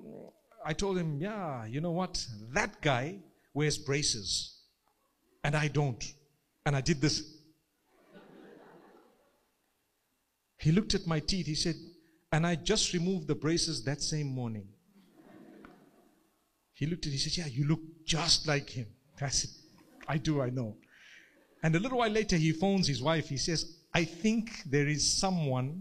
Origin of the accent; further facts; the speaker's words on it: Zimbabwe; I come from Zimbabwe.